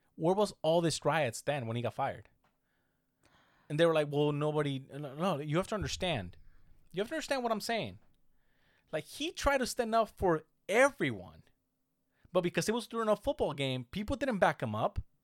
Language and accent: English; United States; I'm American too